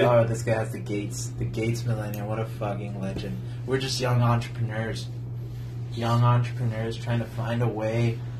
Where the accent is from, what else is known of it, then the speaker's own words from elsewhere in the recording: El Paso, Texas, United States; I'm from El Paso